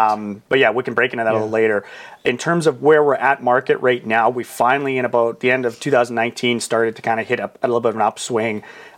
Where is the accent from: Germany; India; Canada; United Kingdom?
Canada; Saskatchewan; I called it Bald Prairie Real Estate as a play on the fact that I have no hair and I'm from Saskatchewan.